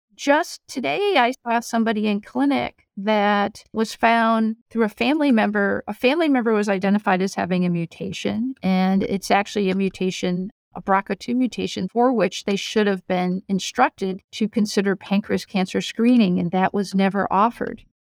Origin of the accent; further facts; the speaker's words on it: Rhode Island, United States; moved away as an adult; also born or lived in Ann Arbor, Michigan / North Carolina; now in New York, United States; I grew up in Rhode Island, in an academic family.